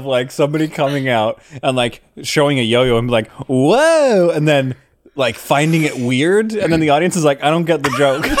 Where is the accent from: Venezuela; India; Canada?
Canada; Calgary, Alberta; I grew up in Calgary